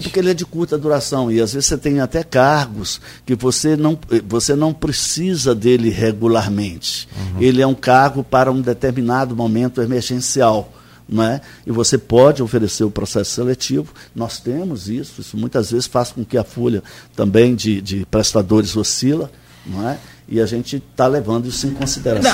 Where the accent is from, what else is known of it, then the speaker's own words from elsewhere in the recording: Minas Gerais, Brazil; now in Campos dos Goytacazes, Brazil; como bom mineiro que sou